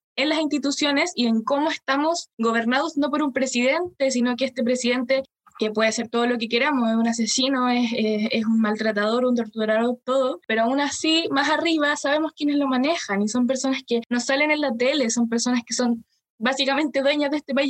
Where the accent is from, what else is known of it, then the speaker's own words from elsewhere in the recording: Chile; como chilenos, yo creo que tenemos una, memoria corta